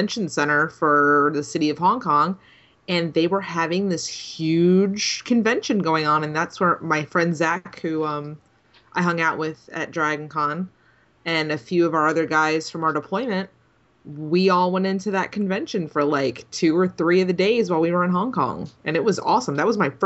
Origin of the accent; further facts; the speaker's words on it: Connecticut, United States; moved away; also born or lived in Jacksonville, Florida; I'm from Connecticut